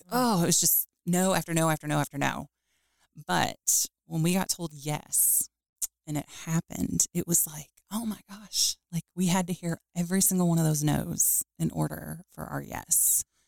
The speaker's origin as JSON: {"language": "English", "town": "Louisville", "region": "Kentucky", "country": "United States", "tie": "born or raised there", "also_born_or_lived": "Lexington, Kentucky", "said": "I grew up in Louisville, Kentucky born and raised there"}